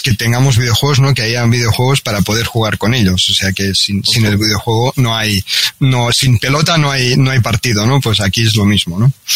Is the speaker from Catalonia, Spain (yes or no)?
yes; Catalonia, Spain; now in Barcelona, Spain; aunque yo no soy de Barcelona, soy, soy, soy catalán, de un pequeño pueblo de, Cataluña